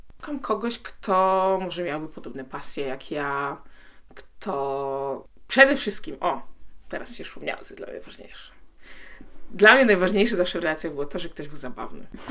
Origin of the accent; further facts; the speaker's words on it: Poland; first language Polish; wychowałam się w Polsce